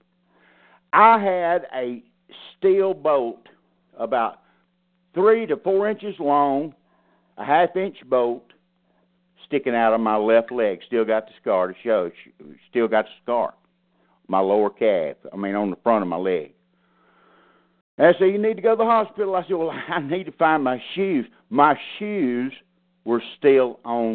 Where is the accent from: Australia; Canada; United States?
United States; South Alabama; moved away; I drove to South Alabama. I drove back to my hometown that night.